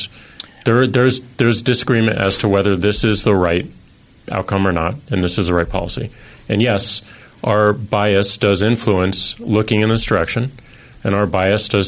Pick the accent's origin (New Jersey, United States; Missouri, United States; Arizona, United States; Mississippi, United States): Missouri, United States; St. Louis; I'm from middle America. I'm from St. Louis, Missouri.